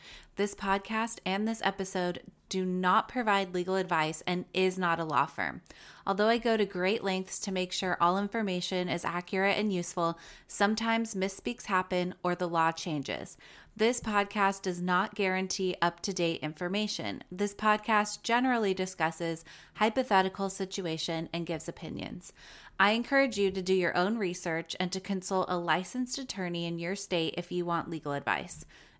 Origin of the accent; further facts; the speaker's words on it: California, United States; Absolutely. I grew up in Orange County.